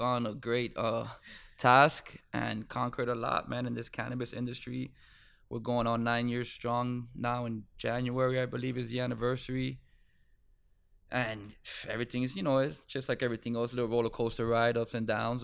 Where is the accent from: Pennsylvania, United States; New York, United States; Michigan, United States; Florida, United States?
Florida, United States; Miami; I'm from Miami.